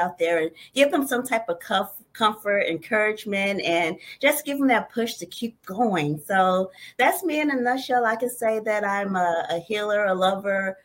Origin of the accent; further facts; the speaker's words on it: St. Louis, Missouri, United States; moved away; Originally, I'm from St. Louis, Missouri